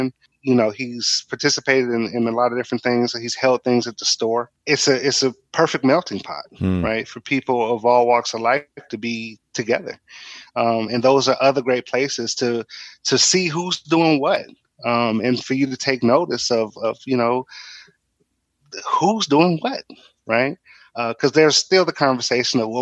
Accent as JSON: {"language": "English", "town": "Inkster", "region": "Michigan", "country": "United States", "said": "I'm originally from Inkster, which is a small town in Michigan"}